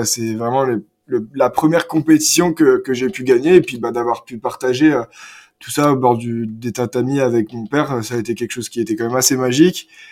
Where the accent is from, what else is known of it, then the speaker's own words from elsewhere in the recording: France; j'ai grandi à Omecourt